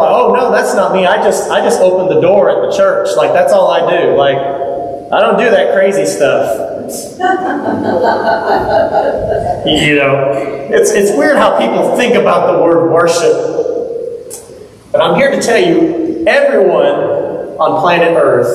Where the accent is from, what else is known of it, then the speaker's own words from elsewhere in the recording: Texas, United States; moved away; I grew up in Texas. This is like common language.